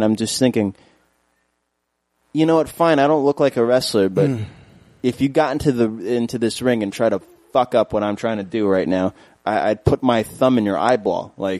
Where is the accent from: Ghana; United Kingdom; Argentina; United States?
United States; New York City, New York; also born or lived in Maspeth, Queens; I moved to Maspeth when I was like 14, I grew up in Flushing